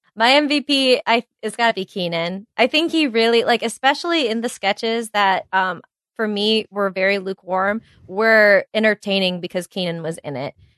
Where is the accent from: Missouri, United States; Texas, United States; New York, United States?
New York, United States; New York City; being a New Yorker